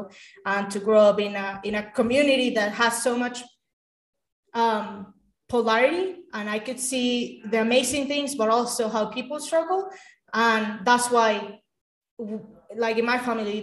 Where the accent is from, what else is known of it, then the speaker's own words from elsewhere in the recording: Caracas, Capital District, Venezuela; moved away; I grew up in Caracas, Venezuela, which is the capital of the country.